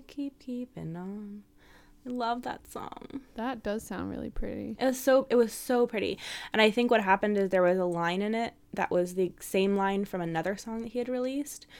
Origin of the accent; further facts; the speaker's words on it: San Francisco, California, United States; moved away as an adult; I'm from San Francisco, was born there and lived there for almost my whole life.